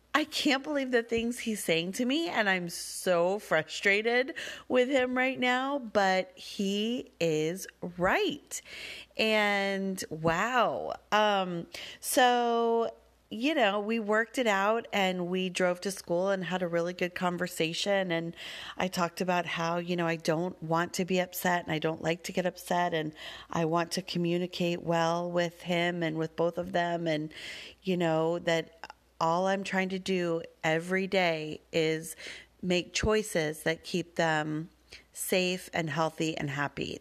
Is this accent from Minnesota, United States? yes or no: no; Denver, Colorado, United States; I grew up with them in Denver